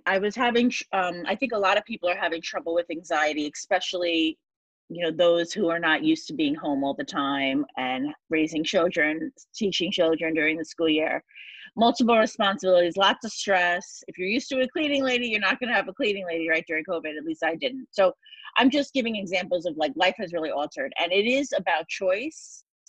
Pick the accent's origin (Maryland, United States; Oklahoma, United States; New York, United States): New York, United States; 2 days before 9/11, I am from New York. I was at Penn State University studying advertising